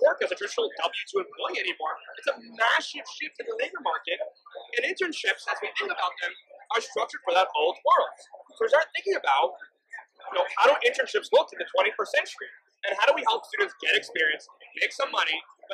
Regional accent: New York, United States; now in Rhode Island, United States; I was from New York

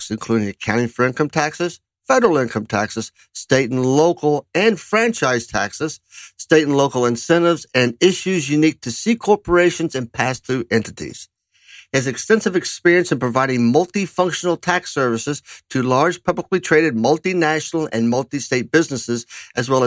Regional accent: Kentucky, United States; my home state of Kentucky

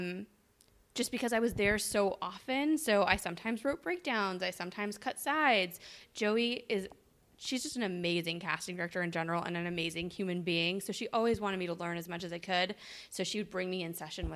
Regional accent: San Diego, California, United States; also born or lived in Montreal, Canada; I'm from Montreal, Canada, but I grew up in San Diego. I moved to San Diego when I was like 8.

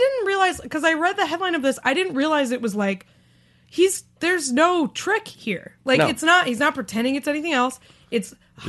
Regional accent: New England, United States; We're both from New England

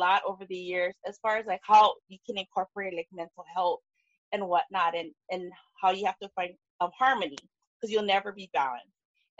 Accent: Kauai, Hawaii, United States; We're his homies on Kauai. We're both from Kauai.

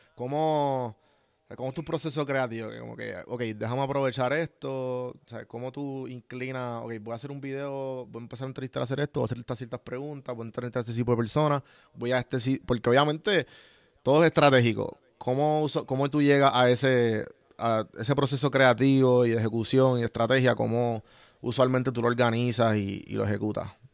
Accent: Puerto Rico; nosotros como puertorriqueños, de donde vinimos

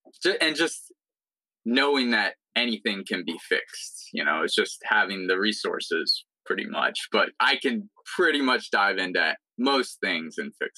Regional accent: Florida, United States; moved away as an adult; also born or lived in upstate New York; We were both pretty much born and raised in Florida. So we weren't used to the cold that much.

